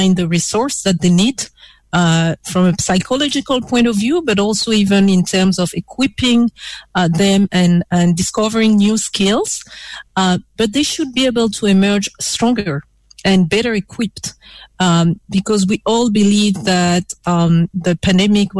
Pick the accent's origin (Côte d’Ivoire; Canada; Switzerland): Côte d’Ivoire; now in Ghana; Cote d'Ivoire is my home country